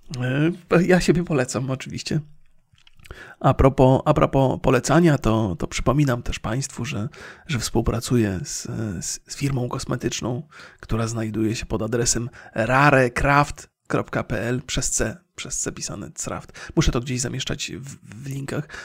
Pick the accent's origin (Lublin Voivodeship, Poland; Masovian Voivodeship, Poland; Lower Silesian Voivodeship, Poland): Lower Silesian Voivodeship, Poland; Bolesławiec; moved away; w mieście, z którego pochodzę, czyli z Bolesławca